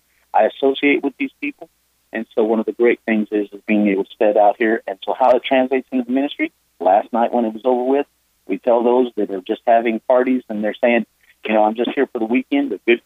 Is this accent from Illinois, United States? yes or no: yes; Southern Illinois, United States; We're from Southern Illinois. … I pastor at a place called Little Chapel Church in a town of Harrisburg, Illinois.